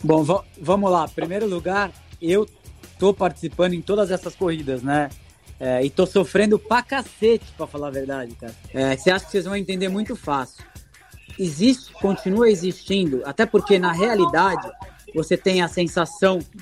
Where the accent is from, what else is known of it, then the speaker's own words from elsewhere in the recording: Brazil; also born or lived in Italy; Eu sou brasileiro